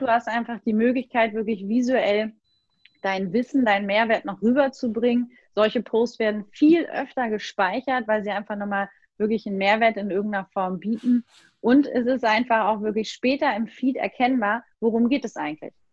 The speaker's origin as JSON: {"language": "German", "country": "Germany", "said": "als Deutsche"}